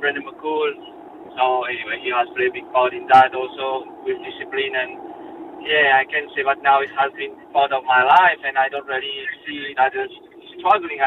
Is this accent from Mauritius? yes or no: yes; Mauritius; now in Australia; I'm a Mauritian born. I come from Mauritius.